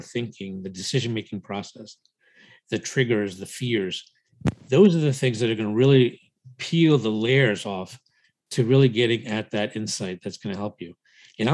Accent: United States; also born or lived in India; raised in the US since the age of 4

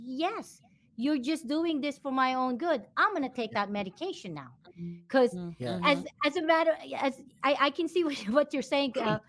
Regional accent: Philippines; I'm not Vietnamese, I'm Filipino

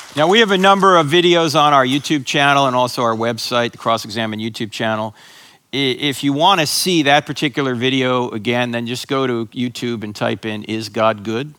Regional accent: New Jersey, United States; born or raised there

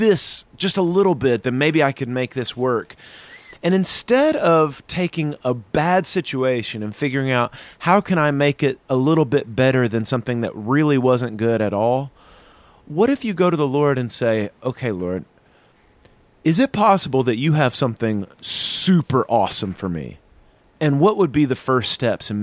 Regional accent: the South, United States; now in Chicago, United States; I'm from the South

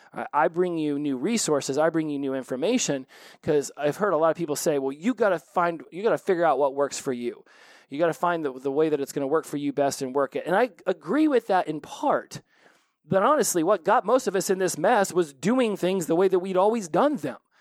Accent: United States; I was from the United States

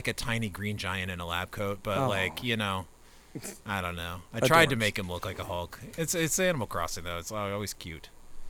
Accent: Maryland, United States

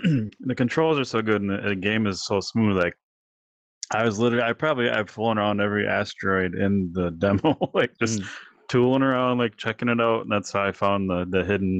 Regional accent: Wisconsin, United States; we're from Wisconsin?

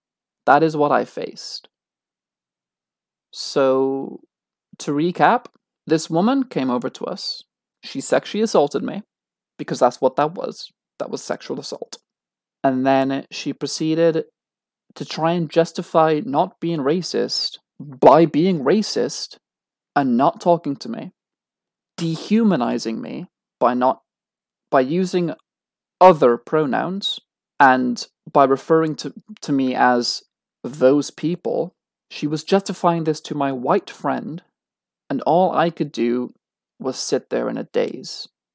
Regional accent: United Kingdom; I am British. I was born British. My dad was from London. Therefore, I was born a dual citizen. Might not have been born in this country, but I was born British.

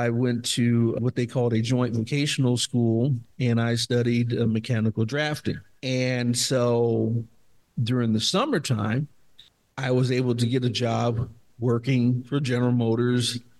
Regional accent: Dayton, Ohio, United States; I'm from Dayton, Ohio

